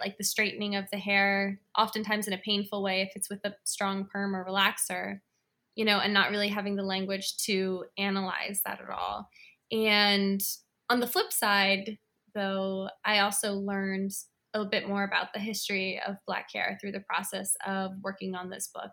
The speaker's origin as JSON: {"language": "English", "town": "Washington", "region": "District of Columbia", "country": "United States", "tie": "born or raised there", "said": "I was born and raised in Washington, D C, and I live in, in D C now as well"}